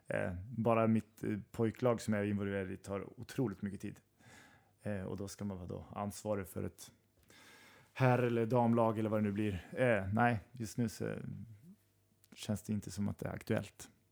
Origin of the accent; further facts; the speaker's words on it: Strängnäs, Södermanland, Sweden; jag kommer från Strängnäs och Sörmland